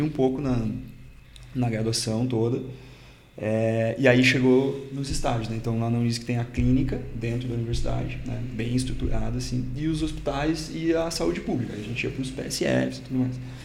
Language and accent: Portuguese; Cachoeira do Sul, Rio Grande do Sul, Brazil; moved away as an adult; also born or lived in Curitiba; Eu sou natural do interior do Rio Grande do Sul